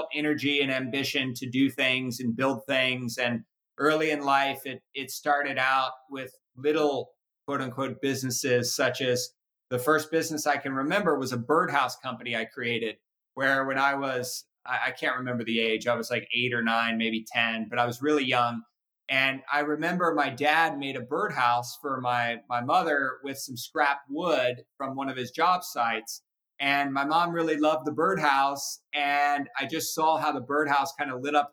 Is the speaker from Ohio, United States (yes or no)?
yes; Cincinnati, Ohio, United States; now in Napa, United States; I was born and raised in Cincinnati.